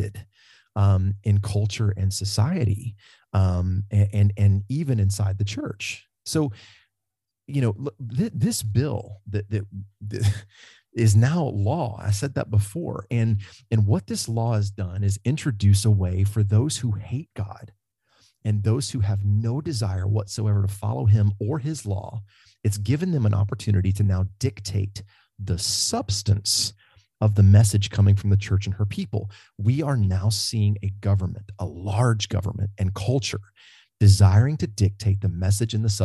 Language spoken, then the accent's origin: English; the South, United States; when you and I were growing up in the South